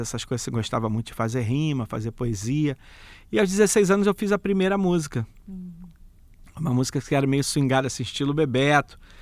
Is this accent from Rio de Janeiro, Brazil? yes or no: yes; Rio de Janeiro, Brazil; Sou da Vila Cruzeiro, nasci né, e criado na Vila Cruzeiro